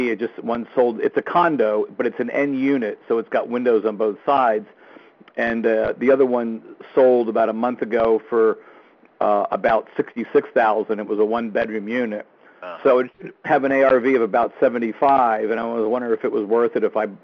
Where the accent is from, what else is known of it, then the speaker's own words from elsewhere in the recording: New Hampshire, United States; From up here in New Hampshire